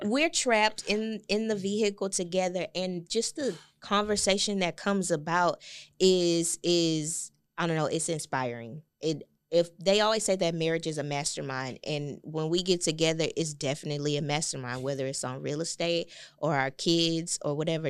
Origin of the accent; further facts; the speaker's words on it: Galveston, Texas, United States; I'm from Galveston, it's one public high school